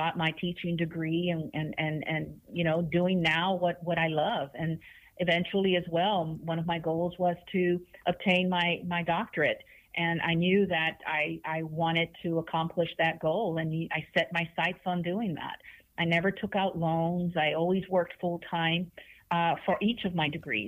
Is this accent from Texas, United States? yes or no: yes; Houston, Texas, United States; I'm from Denver Harbor. I grew up in Denver Harbor. My family comes from Monterrey, Mexico